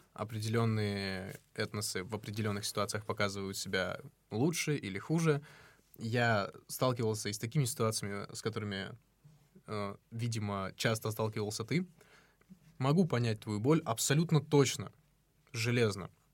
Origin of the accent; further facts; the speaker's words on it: North Ossetia–Alania, Russia; now in Moscow, Russia; я из Осетии